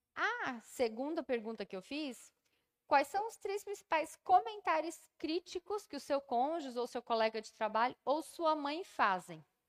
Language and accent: Portuguese; Brazil; todos nós somos brasileiros